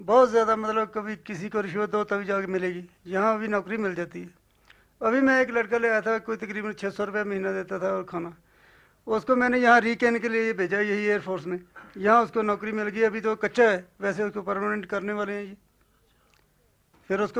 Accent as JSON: {"language": "Hindi", "town": "Gurdaspur", "region": "Punjab", "country": "India", "lives_now": "Leh, India", "said": "हम गुरदासपुर के"}